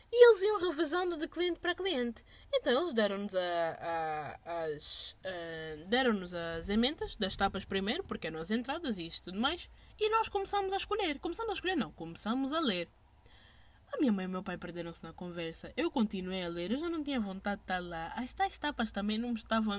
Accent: Angola; we are from Angola

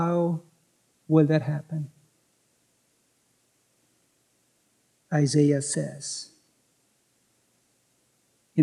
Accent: South Korea; moved away as an adult; now in United States; Though I'm a U.S. citizen, unlike most of you, I was born in Korea and grew up there

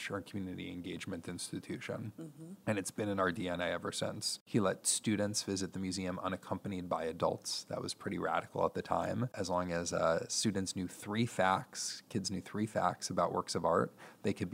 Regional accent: New York, United States; moved away as an adult; now in Toledo, United States; I'm from New York. I went away to college.

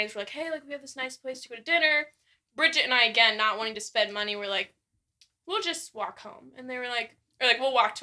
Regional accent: United States; we're American

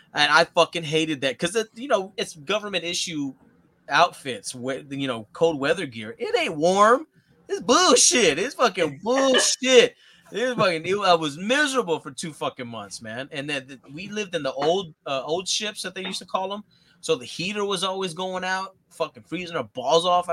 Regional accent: Texas, United States; we're from Texas.

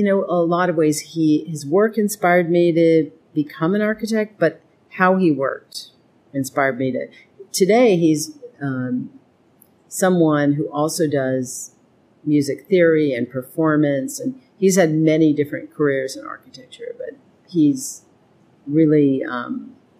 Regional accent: Edmonton, Alberta, Canada; moved away; growing up in Edmonton

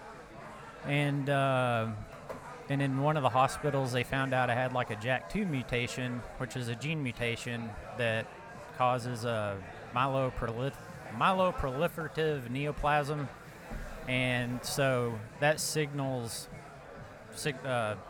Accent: Ada, Oklahoma, United States; I'm from Ada, Oklahoma

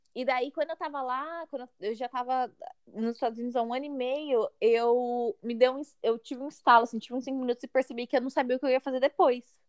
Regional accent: Mauá, São Paulo, Brazil; moved away as an adult; also born or lived in St. John's, Canada / Washington, D.C., United States; now in Toronto, Canada; eu sou original de Mauá, no estado de São Paulo

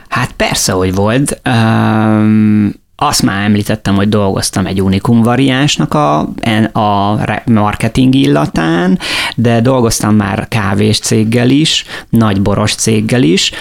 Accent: Miskolc, Borsod-Abaúj-Zemplén, Hungary; now in Lake Balaton, Hungary; Én Miskolcon születtem, tehát Borsodból származom

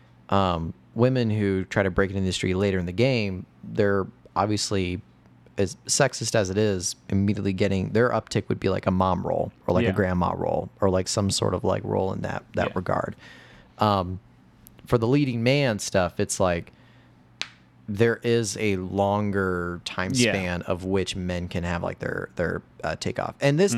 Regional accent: Indiana, United States; moved away as an adult; also born or lived in Fort Wayne, Indiana / Chicago; I grew up in Indiana.

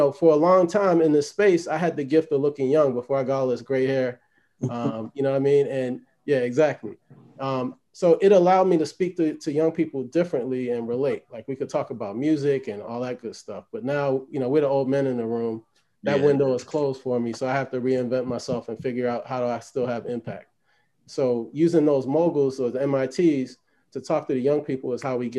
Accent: Baltimore, Maryland, United States; I grew up in Baltimore

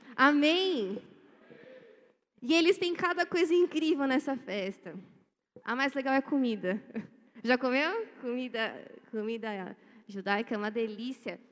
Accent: Brazil; A gente é brasileiro. Eu sou brasileiro.

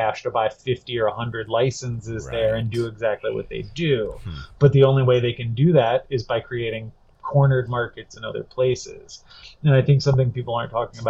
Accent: Virginia, United States; my home state, and where I live now is Virginia

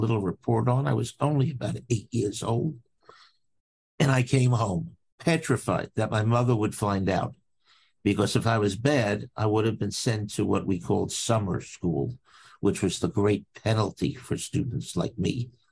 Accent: New York City, New York, United States; I grew up in Brooklyn, in New York

